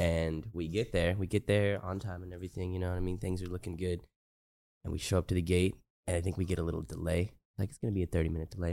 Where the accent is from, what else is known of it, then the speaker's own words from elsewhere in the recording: Texas, United States; I'm from Texas and it's, like, kinda humid out there